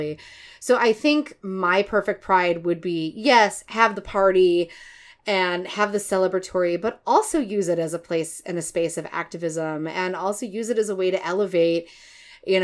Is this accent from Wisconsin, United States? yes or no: no; Chicago, Illinois, United States; also born or lived in Detroit, Michigan; now in Minneapolis, United States; I'm originally from Chicago